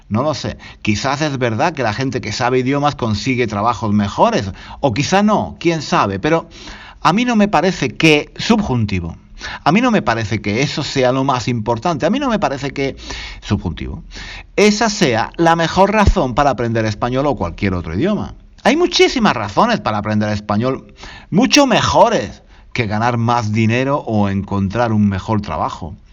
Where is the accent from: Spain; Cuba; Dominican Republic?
Spain; Granada, Andalusia; hablé de, los fusilamientos que tuvieron lugar en Granada, eh, mi ciudad natal, en las tapias del cementerio.